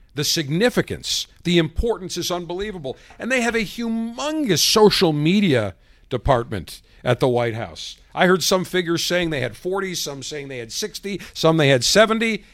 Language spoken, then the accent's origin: English; United States; as an American, as you and I as Americans